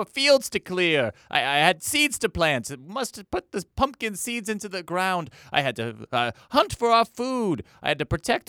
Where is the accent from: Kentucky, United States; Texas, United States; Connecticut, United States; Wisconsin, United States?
Kentucky, United States; born there; also born or lived in Indiana; I was born in Kentucky and lived in Indiana for a little while.